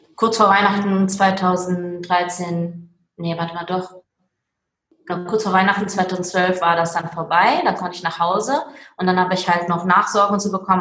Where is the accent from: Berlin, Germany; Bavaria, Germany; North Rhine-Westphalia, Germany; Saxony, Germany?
North Rhine-Westphalia, Germany; Duisburg; also born or lived in Meerbusch; now in Willich, Germany; komme aus dem schönen Willig am Niederrhein, gebürtig aber aus dem Ruhrport Duisburg. Hört man vielleicht manchmal auch noch ein bisschen